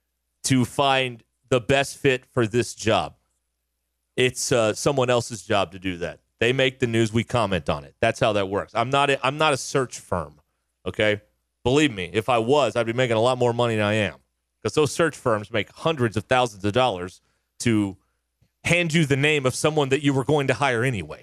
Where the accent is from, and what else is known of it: Arkansas, United States; born or raised there